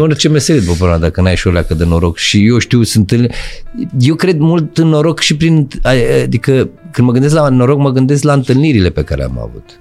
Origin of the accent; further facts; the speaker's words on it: Bucharest, Romania; eu am copilărit în Pantelimon, la Morarilor, Parcul da, Morarilor